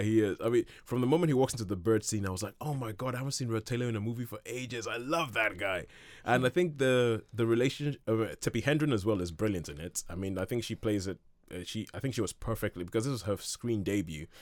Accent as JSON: {"language": "English", "country": "Nigeria", "tie": "born or raised there", "said": "growing up in Nigeria"}